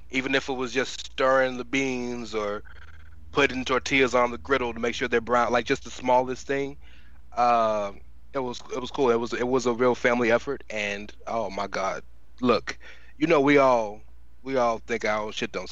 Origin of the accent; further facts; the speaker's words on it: Texas, United States; Well, I'm. I mean, I'm. I'm a Texan, so I was born with Mexican food, and so and, barbecue my veins.